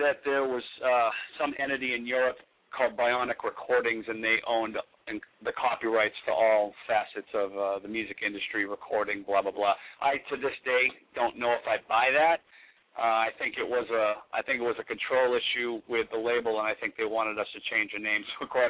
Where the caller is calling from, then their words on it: Manchester, New Hampshire, United States; We're actually calling from Manchester, New Hampshire.